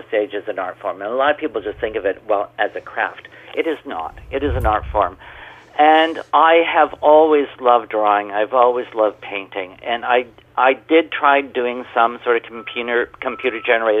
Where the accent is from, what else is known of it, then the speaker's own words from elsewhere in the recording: Canada; I'm a Canadian artist.